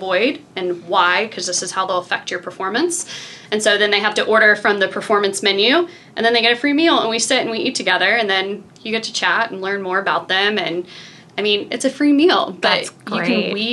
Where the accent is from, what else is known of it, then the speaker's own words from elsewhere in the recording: Memphis, Tennessee, United States; also born or lived in Irvine, California / Chicago; now in Iowa City, United States; I grew up in Memphis, and I kind of thought Memphis was a small town.